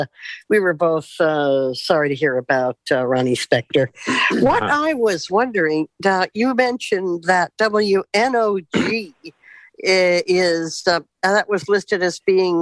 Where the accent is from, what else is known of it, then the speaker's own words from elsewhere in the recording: Florida, United States; when I was growing up in Florida